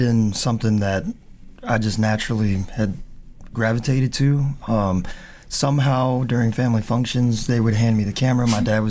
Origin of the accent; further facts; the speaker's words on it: Charleston, South Carolina, United States; also born or lived in Naples, Italy / Philippines; I was born in Naples and came to Charleston in 85, so I was about 2 years old. Aww. So I was raised here.